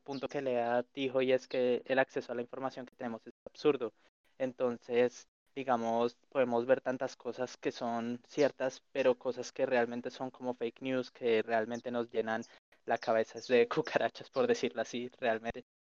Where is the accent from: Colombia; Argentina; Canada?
Colombia; nosotros como colombianos